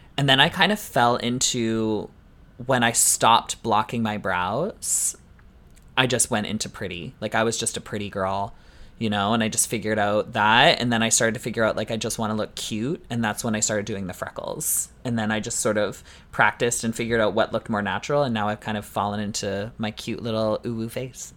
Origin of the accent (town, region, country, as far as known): Canada